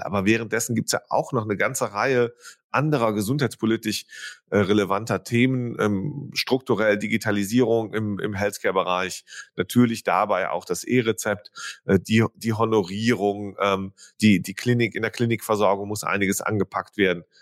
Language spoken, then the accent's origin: German; near Düren, North Rhine-Westphalia, Germany; Ich bin ja gebürtig aus der Nähe von Düren